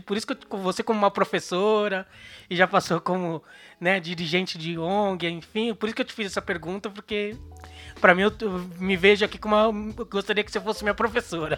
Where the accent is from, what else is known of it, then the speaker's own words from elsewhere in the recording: São Paulo, Brazil; Sou da Zona Sul de São Paulo